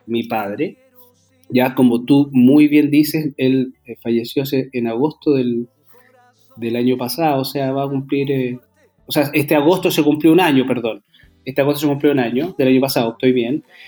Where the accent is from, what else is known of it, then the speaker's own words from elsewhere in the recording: Santiago, Santiago Metropolitan Region, Chile; yo soy de Santiago